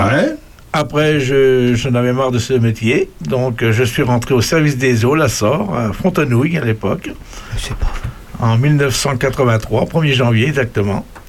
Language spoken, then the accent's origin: French; Saint-Firmin-des-Bois, Centre-Val de Loire, France; also born or lived in Château-Renard; je suis natif de Saint-Firmin-des-Bois.